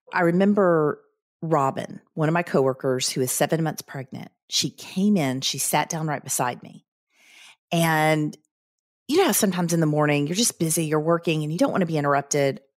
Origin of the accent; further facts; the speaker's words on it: the South, United States; growing up in the South